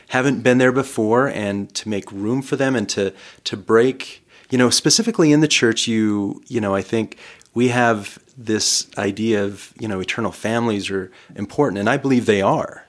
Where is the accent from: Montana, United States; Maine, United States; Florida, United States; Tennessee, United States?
Montana, United States; Corvallis; moved away as an adult; also born or lived in Rexburg, Idaho / Provo, Utah / Taiwan; I was born in Montana, little town of Corvallis